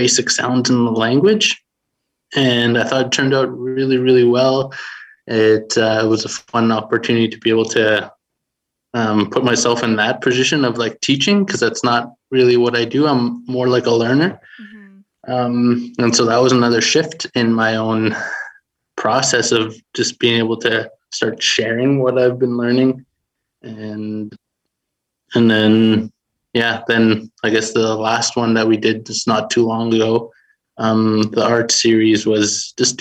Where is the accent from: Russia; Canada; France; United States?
Canada; Beardy's and Okemasis First Nation, Saskatchewan; I'm from Beardies and Okamasis First Nation here in Treaty 6 territory